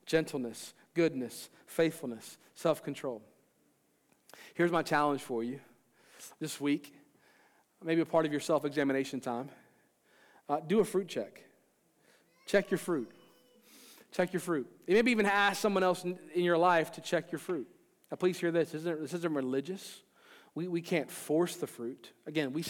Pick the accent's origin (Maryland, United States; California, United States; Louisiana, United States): Maryland, United States; I'm from Maryland